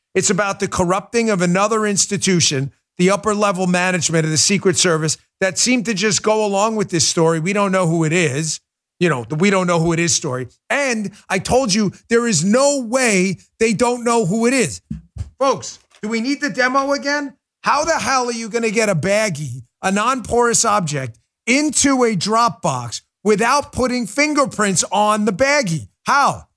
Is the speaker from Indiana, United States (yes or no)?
no; New York City, New York, United States; moved away; also born or lived in Maryland; I grew up in New York City